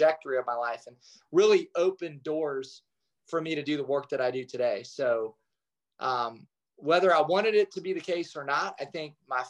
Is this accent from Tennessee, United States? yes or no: no; Kalona, Iowa, United States; I grew up in Kelowna, Iowa, which is the largest Amish community west of the Mississippi.